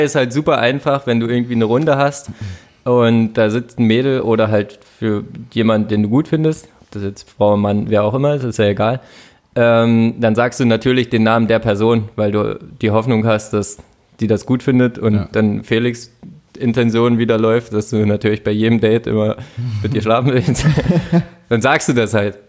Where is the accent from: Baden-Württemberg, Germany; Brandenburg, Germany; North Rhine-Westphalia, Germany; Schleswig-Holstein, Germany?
Brandenburg, Germany; Finsterwalde; moved away; Handballer in Finsterwalde, wo ich herkomme